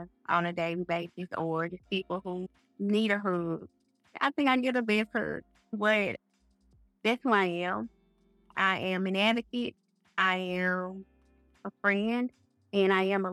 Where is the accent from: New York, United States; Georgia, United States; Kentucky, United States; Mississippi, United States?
Mississippi, United States; Greenville; also born or lived in Hattiesburg, Mississippi; born and raised in the Mississippi Delta, Greenville to be exact.